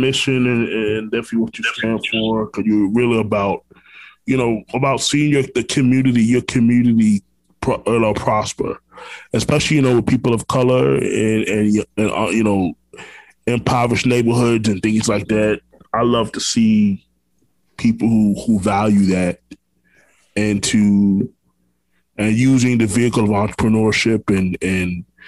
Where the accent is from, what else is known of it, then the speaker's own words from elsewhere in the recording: Orlando, Florida, United States; also born or lived in Brooklyn, New York; I'm originally from Brooklyn, New York, but natively, but I grew up in Orlando, Florida. That's where I'm from. You know, I've been here 28 years